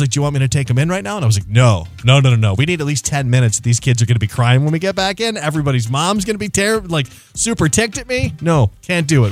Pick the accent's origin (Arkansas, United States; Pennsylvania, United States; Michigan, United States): Michigan, United States; Houghton Lake; moved away; my hometown of Houghton Lake, Michigan